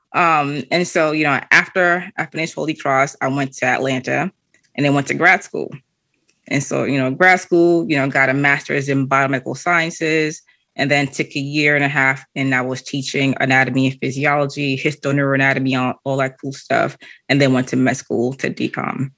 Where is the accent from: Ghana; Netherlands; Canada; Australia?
Canada; moved away; also born or lived in Boston / Haiti; originally, I'm from Canada